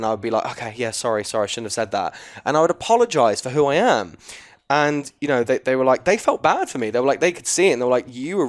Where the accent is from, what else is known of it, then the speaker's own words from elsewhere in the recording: England, United Kingdom; she's Australian, I'm English